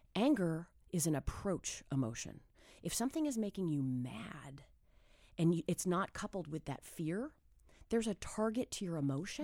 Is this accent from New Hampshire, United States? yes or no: yes; New Hampshire, United States; moved away; I'm a kid from New Hampshire